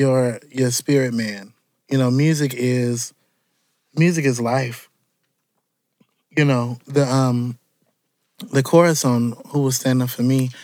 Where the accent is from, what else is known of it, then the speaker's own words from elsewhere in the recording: Chicago, Illinois, United States; I am from Chicago all the way through.